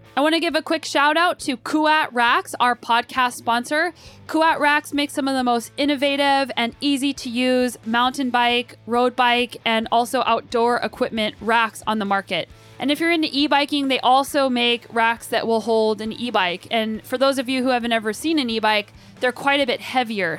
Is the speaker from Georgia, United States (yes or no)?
no; Albuquerque, New Mexico, United States; moved away as an adult; also born or lived in Colorado; now in Canada; I grew up in Albuquerque, New Mexico